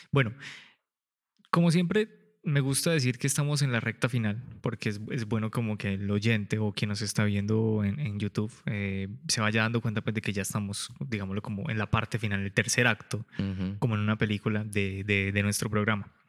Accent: Colombia; yo soy el promedio colombiano, 1,70.

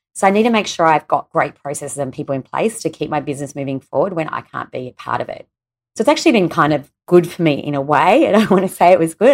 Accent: Australia; my home country here in Australia

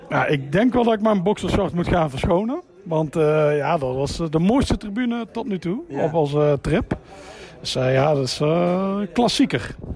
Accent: Netherlands

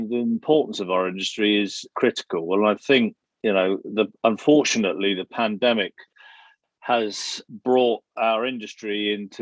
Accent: England, United Kingdom; you're English

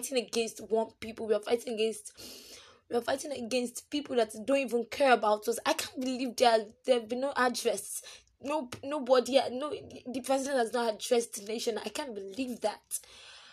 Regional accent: Nigeria; I am a Nigerian

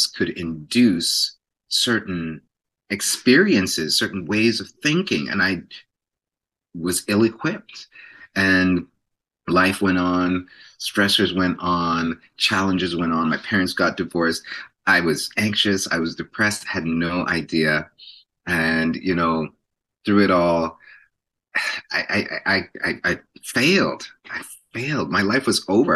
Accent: Toronto, Ontario, Canada; was born and raised in Jane and Finch

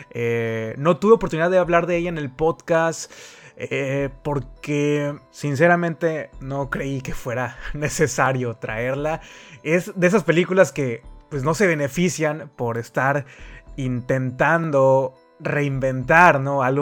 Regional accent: Mexico

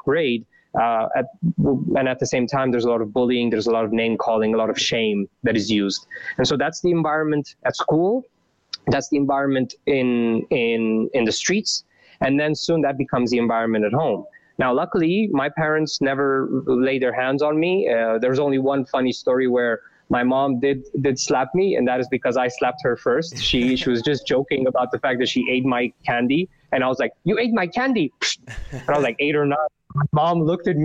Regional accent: Bârlad, Vaslui County, Romania; moved away; also born or lived in Bucharest; I was born in 88 in Romania, and in a small town called Bârlad, which is in the east, part

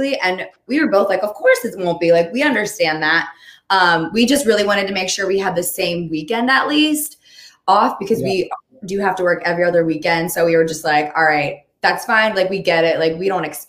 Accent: Baltimore, Maryland, United States; I'm from Baltimore. I'm from Maryland, lived there my whole life, born and raised

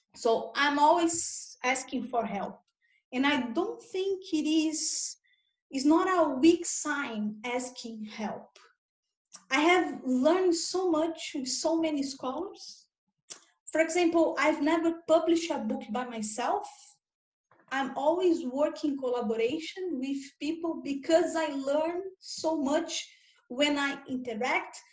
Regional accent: Brazil; English is a second language; now in Australia; I was born in Brazil and nowadays I'm, I'm living in Australia.

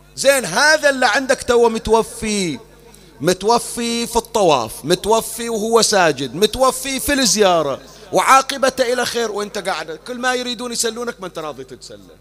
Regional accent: Bahrain; أيام المنامة عندنا في البحرين

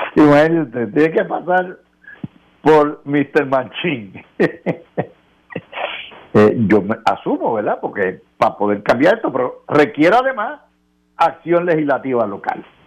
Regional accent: Puerto Rico; como Puerto Rico somos ciudadanos americanos

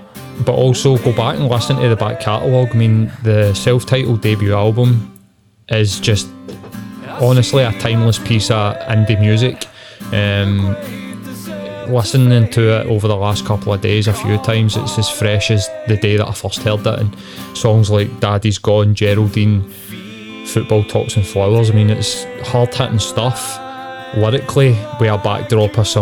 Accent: Glasgow, Scotland, United Kingdom; I grew up in Carnting.

